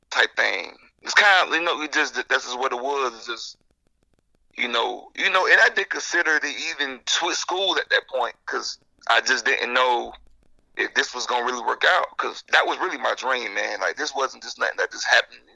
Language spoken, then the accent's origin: English; Jacksonville, Florida, United States; moved away as an adult; also born or lived in Illinois; I'm from Jacksonville